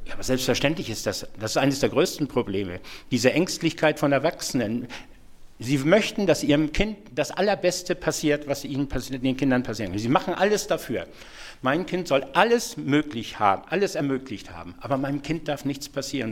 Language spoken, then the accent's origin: German; Schleswig-Holstein, Germany; Ich komme aus Schleswig-Holstein.